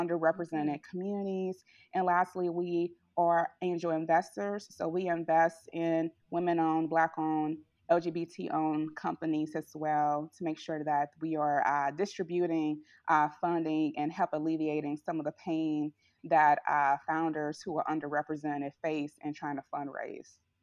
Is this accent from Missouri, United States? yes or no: yes; St. Louis, Missouri, United States; here in my hometown in Saint Louis